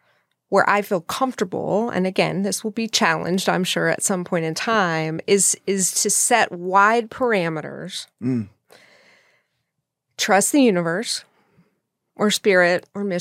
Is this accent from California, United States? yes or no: no; Texas, United States; I'm from West Texas.